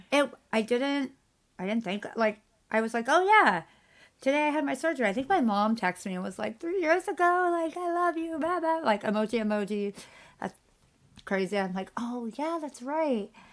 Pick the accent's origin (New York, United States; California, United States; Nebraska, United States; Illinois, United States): California, United States; I'm Californian